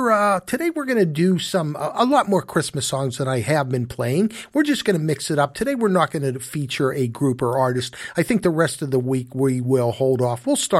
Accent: Canonsburg, Pennsylvania, United States; And I am coming to you from my hometown here of Canonsburg, Pennsylvania, just south of beautiful downtown Pittsburgh.

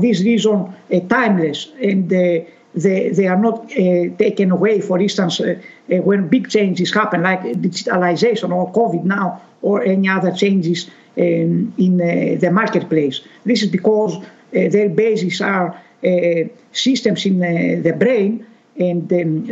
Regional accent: Greece; I'm originated from Greece

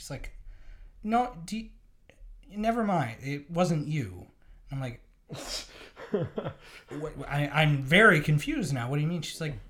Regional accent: Tillsonburg, Ontario, Canada; And then I grew up in Tillsonburg.

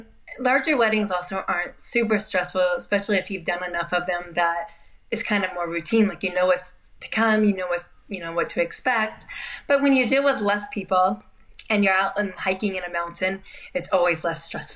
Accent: Spain; also born or lived in Portugal / Japan / Peru; I grew up in Spain. I lived some time in Portugal. As a baby, I lived in Japan.

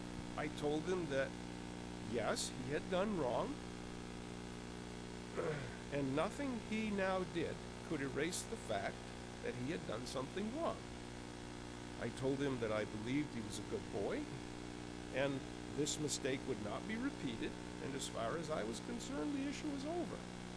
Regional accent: Concord, United States; You know, you can tell I'm from Concord because I'm stretching those preliminaries right out

